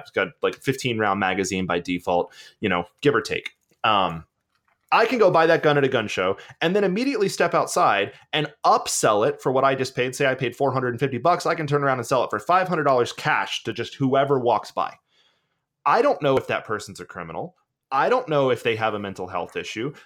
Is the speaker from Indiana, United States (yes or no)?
no; Georgia, United States; I'm from Georgia. I grew up in the woods